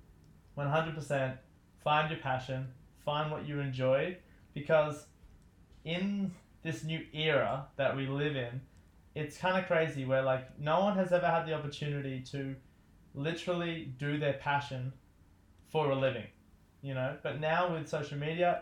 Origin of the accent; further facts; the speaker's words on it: Newcastle, New South Wales, Australia; I grew up here in Newcastle, Australia